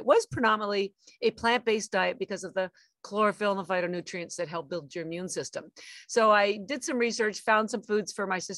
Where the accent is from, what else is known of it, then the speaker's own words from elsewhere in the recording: Canada; moved away as an adult; now in Boston, United States; I'm actually Canadian. I've lived in Boston, Massachusetts for 33 years, but I am from Canada and my family's still in Canada.